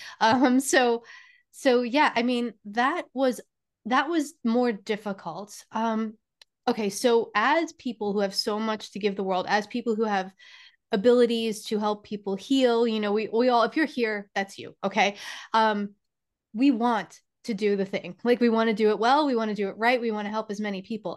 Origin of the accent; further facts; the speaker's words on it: New York, United States; I am from New York